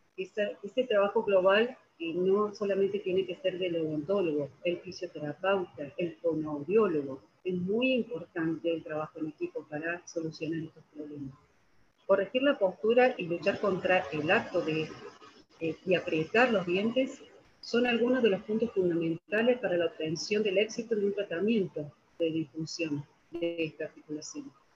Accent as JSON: {"language": "Spanish", "country": "Argentina", "said": "soy de la Argentina"}